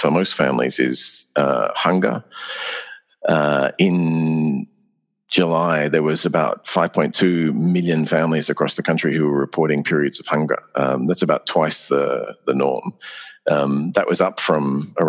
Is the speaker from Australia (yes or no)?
yes; Australia